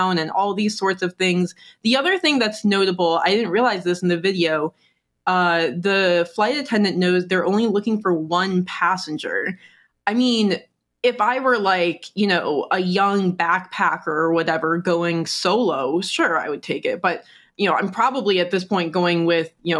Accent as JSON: {"language": "English", "town": "Detroit", "region": "Michigan", "country": "United States", "said": "I am from the Detroit area"}